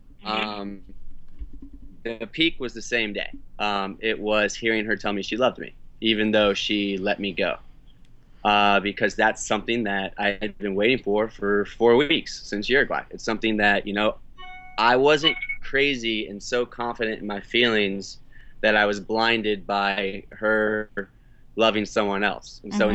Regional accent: St. Augustine, Florida, United States; in my hometown, you know, half in St. Augustine

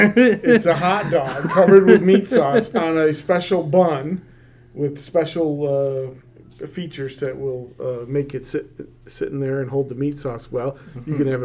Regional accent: Rochester, New York, United States; now in Plattsburgh, United States; I come from Rochester

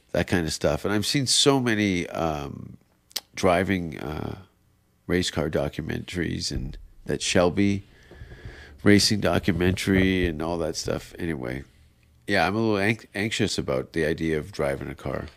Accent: Canada; moved away; as a Canadian

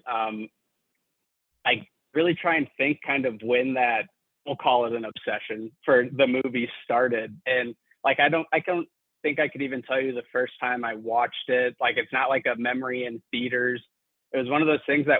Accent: St. Louis, Missouri, United States; also born or lived in Fayetteville, Arkansas; I'm from St. Louis, Missouri

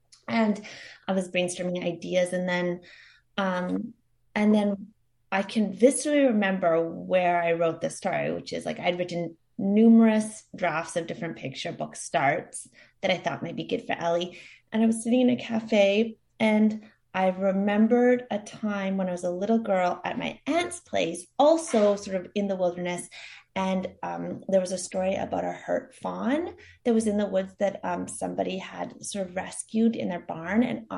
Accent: Queensland, Australia; It's a story that is very much inspired by my growing up on the Sunshine Coast and amidst much wildlife

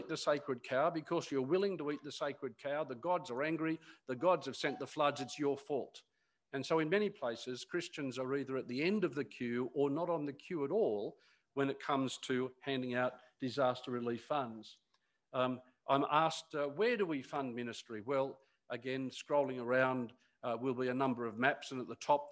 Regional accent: Newcastle, New South Wales, Australia; moved away; my father in Newcastle, where I grew up

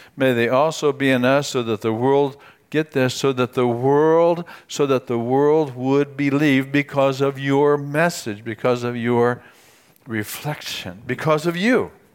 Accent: United States; my American citizenship

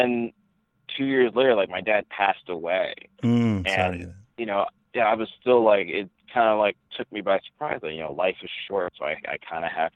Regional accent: New Jersey, United States; I'm born and raised in New Jersey to two parents who are from Ghana, West Africa.

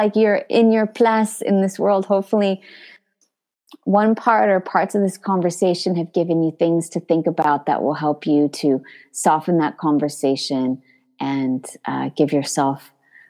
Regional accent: California, United States; now in Paris, France; I grew up speaking Spanish in California

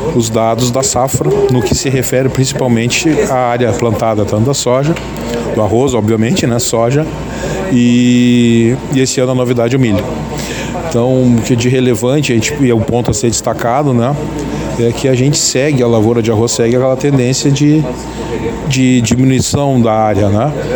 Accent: Camaquã, Rio Grande do Sul, Brazil; é da Pacheca, né? nós somos da Pacheca

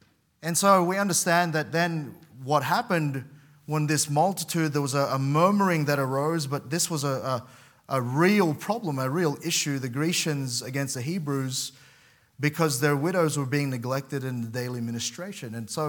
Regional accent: Sydney, New South Wales, Australia; part of the church that I grew up in particularly in Sydney

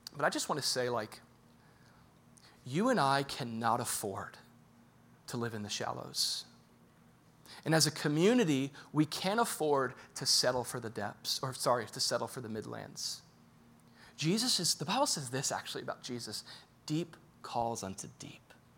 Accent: Boca Raton, Florida, United States; I'm from Boca.

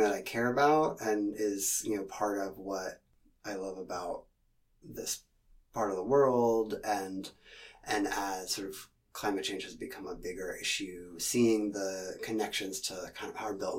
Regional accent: Seattle, Washington, United States; I grew up in Seattle in the 80s

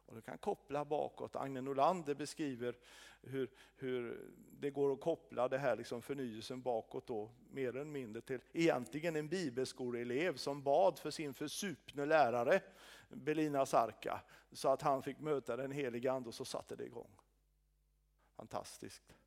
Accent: Sweden; som svensk

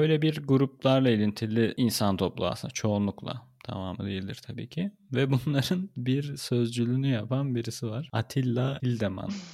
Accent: Adana, Turkey; moved away as an adult; also born or lived in Ankara, Turkey; now in Berlin, Germany; Ankara'da yaşıyordum da Adanalıyım diyorum.

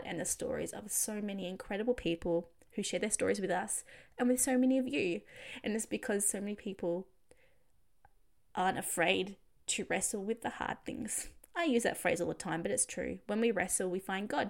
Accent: Australia; I'm Australian

